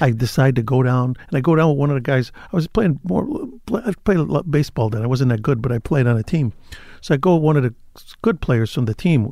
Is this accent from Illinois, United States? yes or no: yes; Chicago, Illinois, United States; also born or lived in Cicero, Illinois; I grew up on the west side of the city